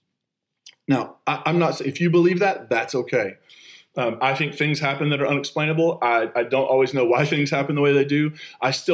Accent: United States; moved away; I grew up on the Kentucky-West Virginia line. I identify both Kentucky and West Virginia

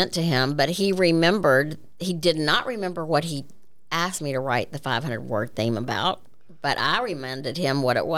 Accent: Ocean Springs, Mississippi, United States; also born or lived in Biloxi, Mississippi / Jackson, Mississippi; I grew up in Ocean Springs, was okay. Born in the old Biloxi Hospital, lived a pretty idyllic life for the first 18 years

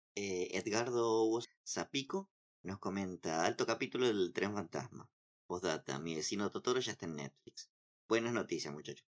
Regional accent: Santa Fe, Argentina; soy de provincia de Santa Fe.

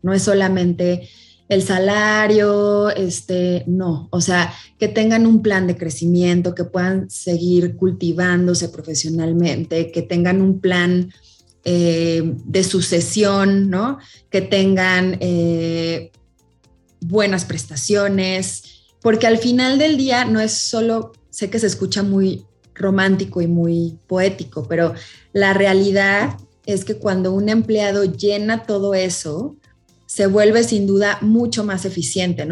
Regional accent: Celaya, Guanajuato, Mexico; moved away as an adult; now in Mexico City, Mexico; yo soy originaria de Celaya, Guanajuato

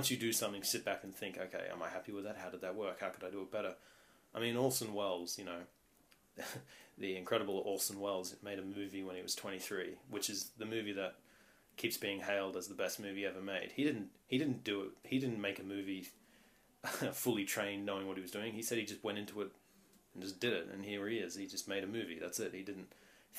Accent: Australia; I was born in Australia, very nice country

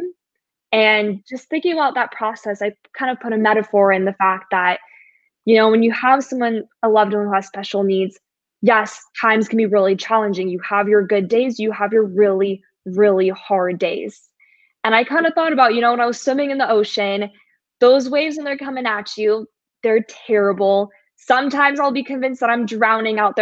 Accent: San Diego, California, United States; I'm born and raised in San Diego. I don't see myself leaving

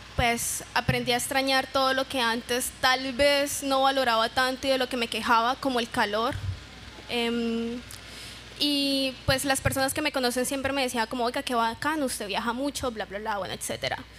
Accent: Neiva, Huila, Colombia; Yo vivo feliz diciendo que soy opita y llamo a Neiva Opitalandia

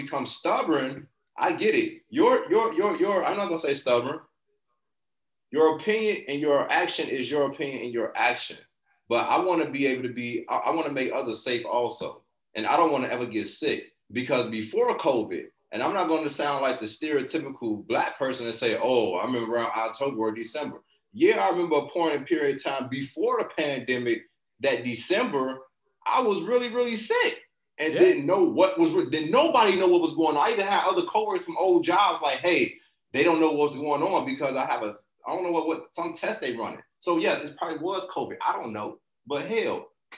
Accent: Chicago, Illinois, United States; I'm from Chicago or whatever, and you know, growing up in that environment

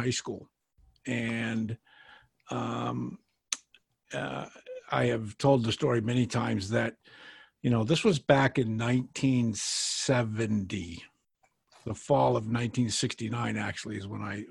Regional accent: New Hampshire, United States; I grew up in New Hampshire

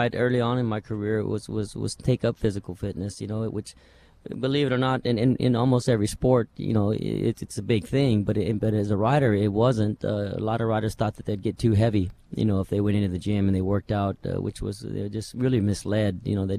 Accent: Roswell, New Mexico, United States; You know, it was great growing up around there, first of all, because I was surrounded with horses.

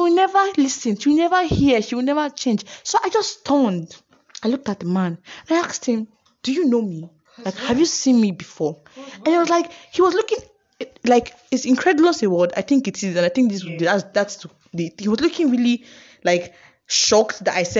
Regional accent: Uyo, Akwa Ibom, Nigeria; I'm from Uyo and I get people in Uyo

